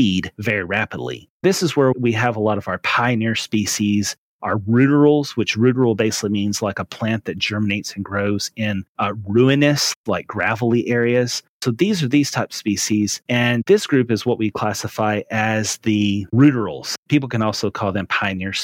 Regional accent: Western Tennessee, United States; moved away as an adult; also born or lived in Raleigh, North Carolina; now in East Texas, United States; I was born and raised in Western Tennessee

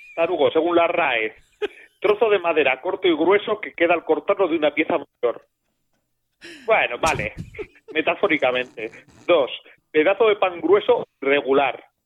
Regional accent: Basque Country, Spain; yo soy vasco

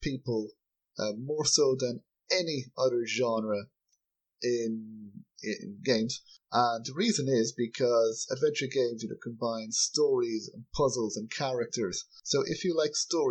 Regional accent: Ireland; I'm from Ireland

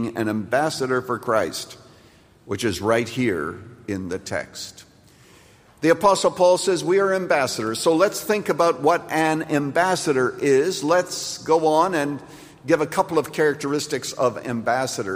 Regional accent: United States; an American

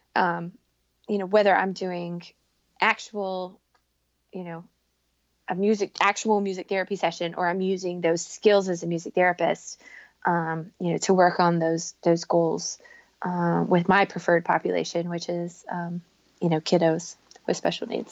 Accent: North Carolina, United States; moved away; I grew up in North Carolina

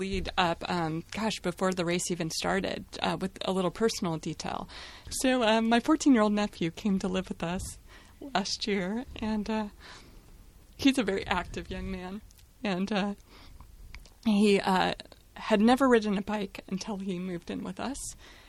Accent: Salem, Oregon, United States; Hi, I'm …. I'm from Salem, Oregon.

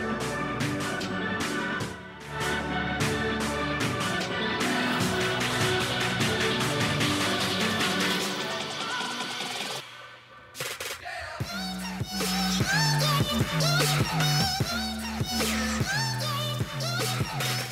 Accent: United Kingdom; I'm British

